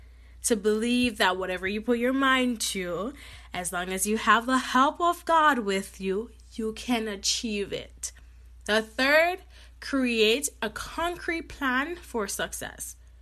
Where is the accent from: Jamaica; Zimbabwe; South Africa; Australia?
Jamaica; You know, I grew up in Jamaica, and I always see my mom, like, doing, you know, when she worked at the post office